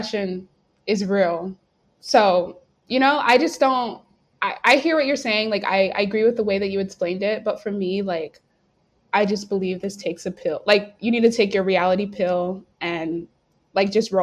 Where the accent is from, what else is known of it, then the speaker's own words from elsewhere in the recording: North Carolina, United States; moved away as an adult; now in St. Louis, United States; I'm from North Carolina